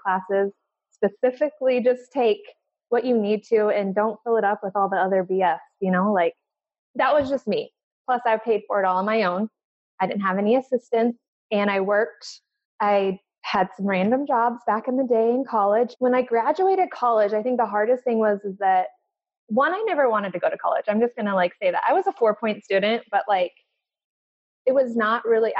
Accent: Central Oregon, United States; also born or lived in Alaska; I'm originally from Alaska and my parents moved to Oregon. We moved when I was in third grade

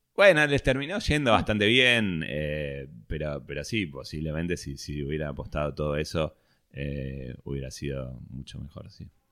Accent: Vicente López, Buenos Aires Province, Argentina; Bueno, nací en Capital. Eh, viví mucho tiempo, no, desde que nací, pero viví mucho tiempo en Vicente López.

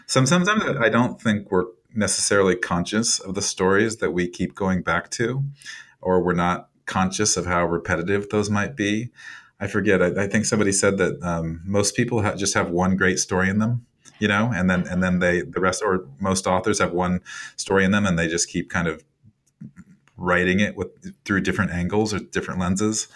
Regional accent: Iowa, United States; moved away; I've moved away from Iowa and it's been a number of years since I've lived there

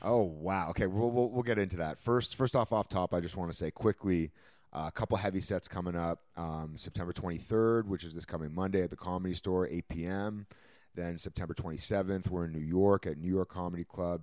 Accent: Canada; now in Los Angeles, United States; as a Canadian

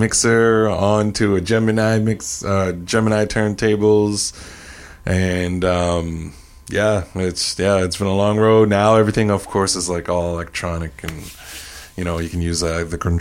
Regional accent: Saint John, New Brunswick, Canada; I'm from St. John, graduated from St. Max

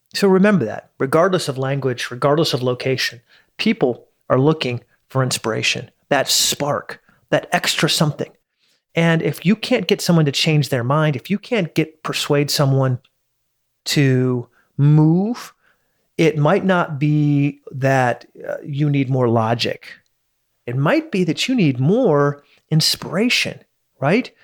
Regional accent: United States; I'm an American in Dubai

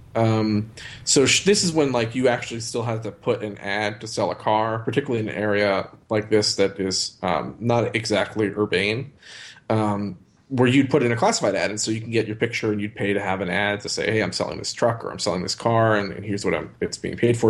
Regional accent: Northeast, United States; growing up in the Northeast

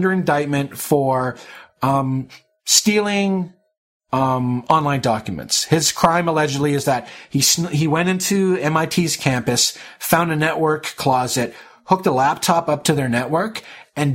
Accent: Canada; as a Canadian

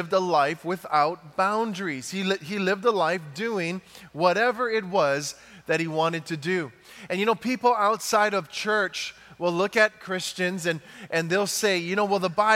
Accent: Big Island of Hawaii, United States; I'm from Hawaii, from the big island of Hawaii

